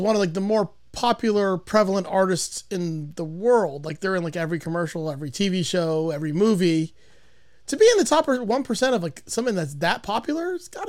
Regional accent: Miami, Florida, United States; I'm from Miami.

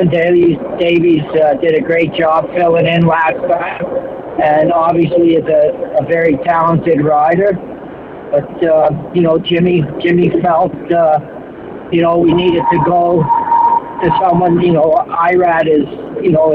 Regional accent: Canada; We're all Canadian

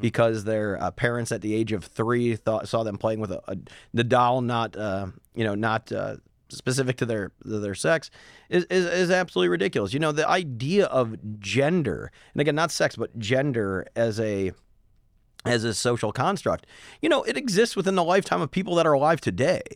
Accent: Midwest, United States; moved away; I come from the Midwest

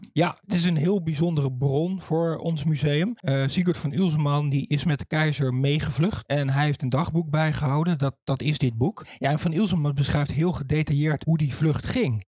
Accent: Doorn, Utrecht, Netherlands; Ik ben in Doorn geboren en dan groei je op als klein jongetje hier.

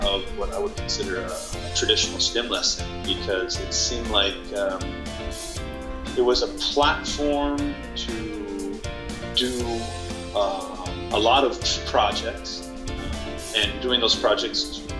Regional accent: Southern California, United States; moved away as an adult; now in Italy; I'm from Southern California, but I have been teaching in Italy for over 15 years.

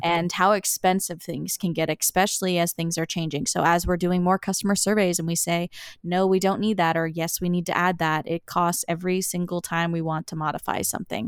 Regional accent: Summerside, Prince Edward Island, Canada; moved away as an adult; also born or lived in Antigonish, Nova Scotia / St. John's, Newfoundland; I grew up in Summerside, Prince Edward Island

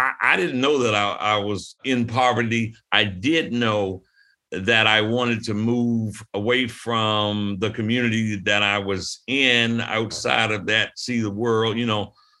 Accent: Brandywine, Maryland, United States; also born or lived in Washington, D.C.; grew up in a little rural community, Brandywine, Maryland, about 30 miles south of Washington, D.C.

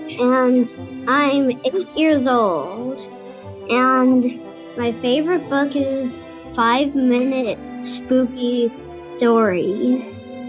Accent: Gulfport, Mississippi, United States

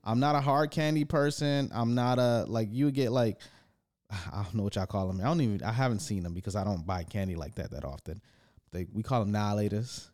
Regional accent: East Side, Michigan, United States; I grew up in the East Side

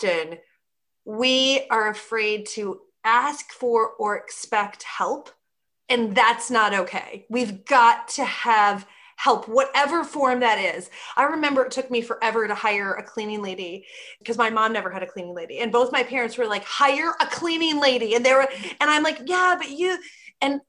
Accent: Midwest, United States; I'm from the Midwest

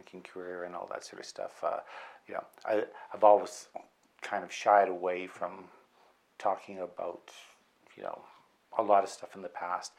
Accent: outside of Vancouver, British Columbia, Canada; born or raised there; also born or lived in Medicine Hat, Alberta

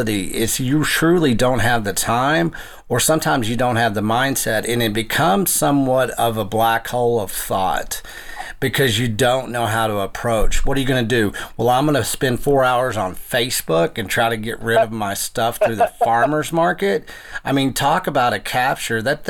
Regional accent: West Texas, United States; I was growing up in West Texas

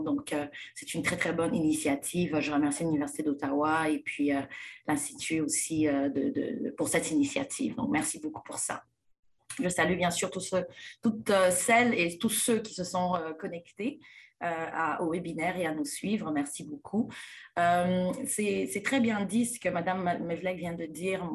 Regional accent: DR Congo; moved away; je suis née et grandie en République démocratique du Congo

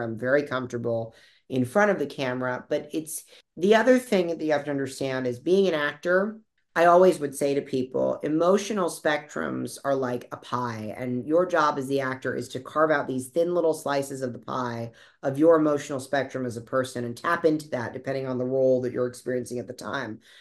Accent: Boca Raton, Florida, United States; I'm originally from South Florida, uh, from Boca Raton. I was born there

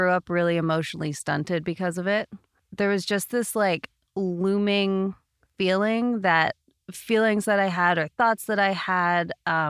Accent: Canada; now in United States; Sorry, we're in America. Eighth grade. I'm Canadian.

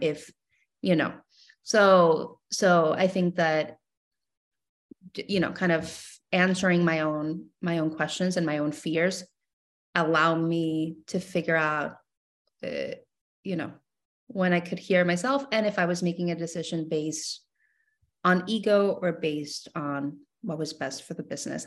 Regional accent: Mexico; moved away; I was born and raised in Mexico, so I grew up loving chamoy my entire life

